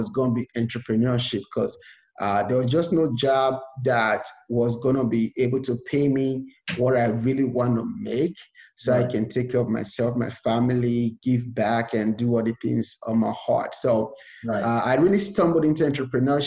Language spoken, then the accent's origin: English; Nigeria; moved away as an adult; now in United States; I was born and raised in Nigeria, and I came to America with just $100 to my name